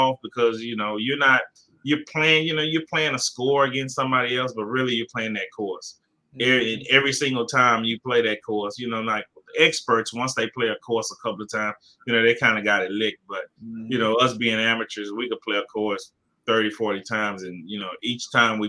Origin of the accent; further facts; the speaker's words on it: Houston, Texas, United States; I'm from Fifth Ward, Houston, Texas